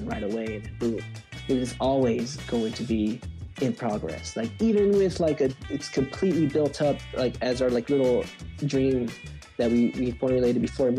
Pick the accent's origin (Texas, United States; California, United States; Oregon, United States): California, United States; Long Beach; also born or lived in Lakewood; I'm from Long Beach, so I did public school in Long Beach